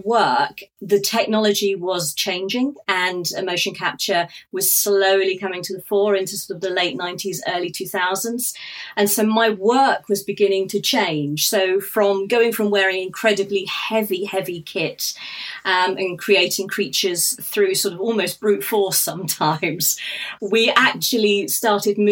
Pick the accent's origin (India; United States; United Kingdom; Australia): United Kingdom; Norfolk, East of England; I grew up in Norfolk in the United Kingdom